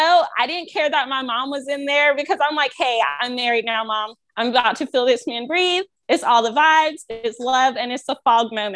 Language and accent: English; North Carolina, United States; I'm from North Carolina and I'm from the country.